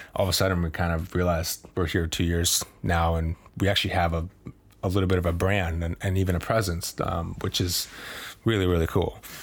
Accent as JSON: {"language": "English", "region": "Maine", "country": "United States", "tie": "born or raised there", "also_born_or_lived": "Boston", "moved": "as an adult", "said": "I grew up in Maine and that's my home"}